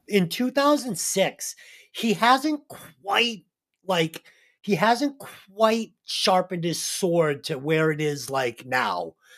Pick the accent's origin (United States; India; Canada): United States; Boston, Massachusetts; I'm from Boston